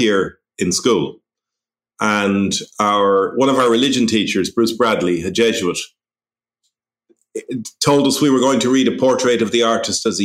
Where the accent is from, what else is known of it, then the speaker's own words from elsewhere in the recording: St. Margaret's, Leinster, Ireland; moved away as an adult; now in Trieste, Italy; Okay, so I grew up in North County Dublin in a place called St. Margaret's, which is somewhere between Finglas and the airport on a small farm.